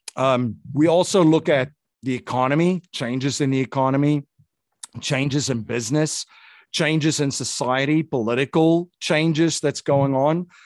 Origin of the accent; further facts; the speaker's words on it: South Africa; moved away; growing up in an authoritarian country